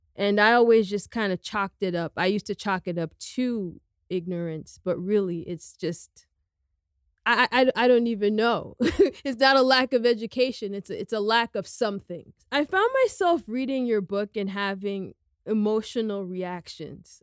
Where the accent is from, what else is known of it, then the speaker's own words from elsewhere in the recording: United States; I'm a second generation American. I'm Guinean American